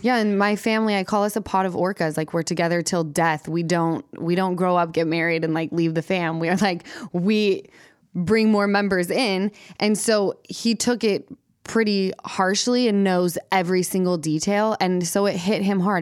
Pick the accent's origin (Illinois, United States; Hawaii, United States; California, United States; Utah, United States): Utah, United States; Salt Lake City; moved away as an adult; now in Los Angeles, United States; from Utah.